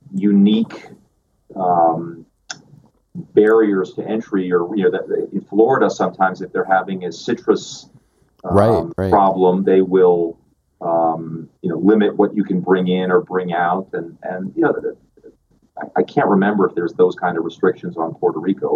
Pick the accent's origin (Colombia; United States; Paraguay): Paraguay; English is a second language; also born or lived in Spain / Chile / Venezuela; I was born in Spain, and my father was in the Foreign Service, and so I grew up in Paraguay, Chile, and Venezuela. So I'm bilingual in Spanish and English